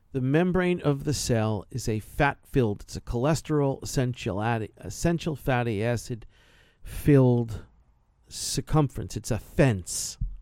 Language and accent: English; New York, United States; New York, yeah, I'm from New York